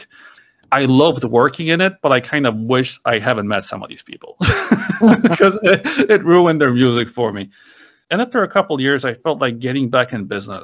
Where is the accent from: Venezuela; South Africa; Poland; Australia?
Poland; moved away; I was born in Poland. It was a communist country back then.